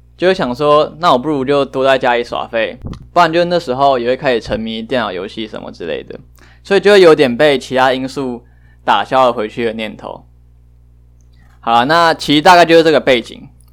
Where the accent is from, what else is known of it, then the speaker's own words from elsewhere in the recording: New Taipei, Taiwan; also born or lived in Changhua, Taiwan; 我是新北人 但是我大概六岁以前都是在彰化生活。然后我是中班还是大班才回来台北这样